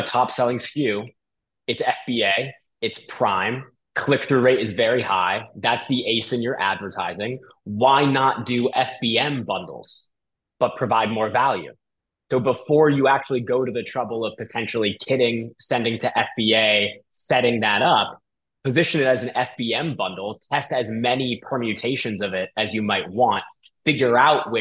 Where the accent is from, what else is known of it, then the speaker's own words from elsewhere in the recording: Bay Area, just north of San Francisco, California, United States; I'm originally from California, the Bay Area, just north of San Francisco